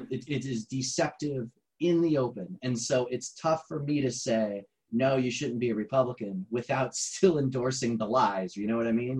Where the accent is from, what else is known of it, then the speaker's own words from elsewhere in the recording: Garrettsville, Ohio, United States; my hometown was garrettsville